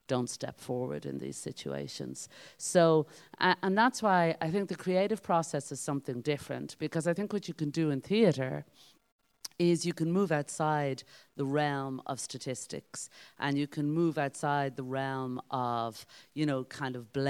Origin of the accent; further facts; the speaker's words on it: Dublin, Leinster, Ireland; moved away as an adult; now in Meath, Ireland; I'm originally from Dublin, but I've been living in Meath for 20 years now